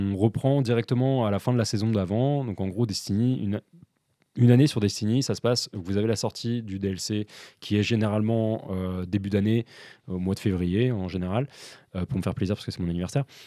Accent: France; en tant que Français

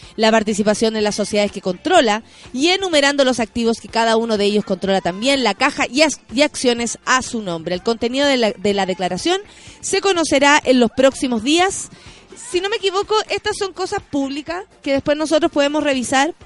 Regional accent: Chile; nosotros como chilenos

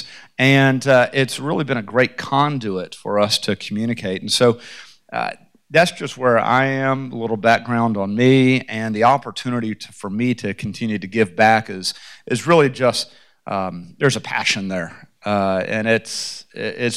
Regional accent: Memphis, Tennessee, United States; moved away as an adult; also born or lived in Atlanta, Georgia; now in Franklin, United States; I was born in Atlanta, Georgia. I grew up in Memphis, Tennessee

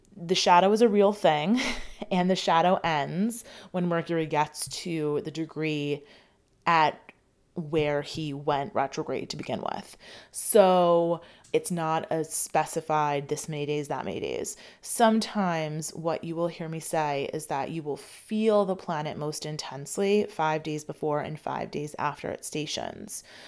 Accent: United States; I grew up in, in America

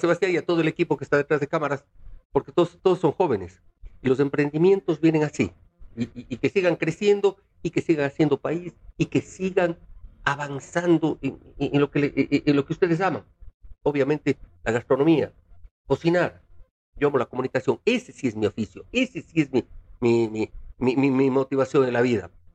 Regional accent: Cuenca, Azuay, Ecuador; now in Quito, Ecuador; soy cuencano, soy ecuatoriano, quiero esta hermosa ciudad de Quito porque soy cuencano de nacimiento quiteño de corazón

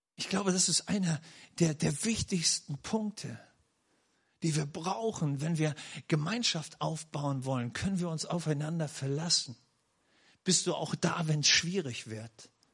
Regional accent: Schleswig-Holstein, Germany; now in Nördlingen, Germany; wo ich geboren wurde in Schleswig-Holstein

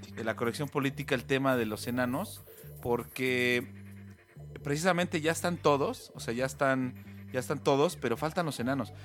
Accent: Mexico; los mexicanos somos

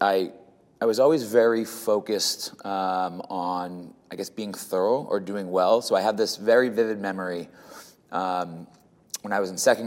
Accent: South Shore of Massachusetts, United States; I grew up in the South Shore of Massachusetts

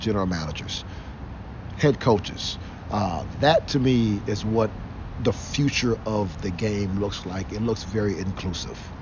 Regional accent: Cleveland, Ohio, United States; moved away as an adult; also born or lived in Arizona; I grew up in Cleveland. I grew up in Cleveland. I came back home because I grew up on Wade Park, East 95th

